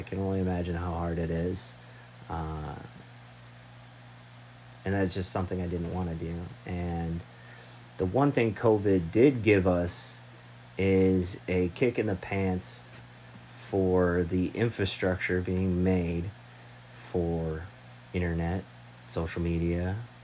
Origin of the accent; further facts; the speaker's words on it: Michigan, United States; moved away; also born or lived in Texas; I'm from Michigan originally, born in Texas, raised in Michigan